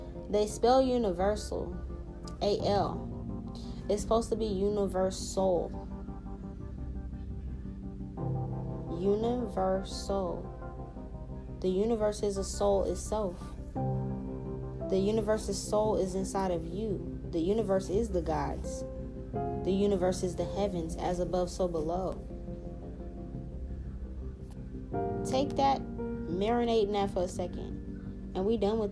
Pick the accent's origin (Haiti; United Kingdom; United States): Haiti; I'm from Haiti.